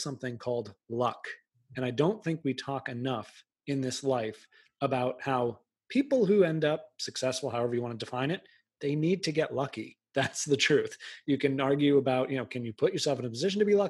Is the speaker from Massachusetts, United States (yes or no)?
yes; outside of Boston, Massachusetts, United States; I grew up outside of Boston